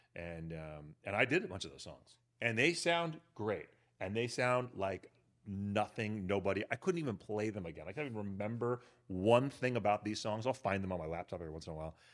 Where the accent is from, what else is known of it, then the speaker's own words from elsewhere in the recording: Berkeley, California, United States; moved away as an adult; also born or lived in Europe; now in Los Angeles, United States; grew up in Berkeley, went to Cal